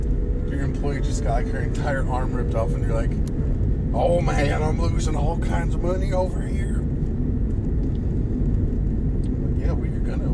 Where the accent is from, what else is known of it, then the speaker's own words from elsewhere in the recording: New Mexico, United States; moved away; I'm not from Mexico. I'm from New Mexico.